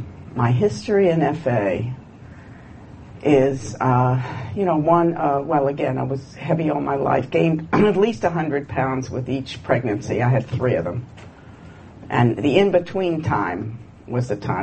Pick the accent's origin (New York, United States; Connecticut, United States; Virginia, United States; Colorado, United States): Virginia, United States; When I came from Virginia, and my father had two grocery stores.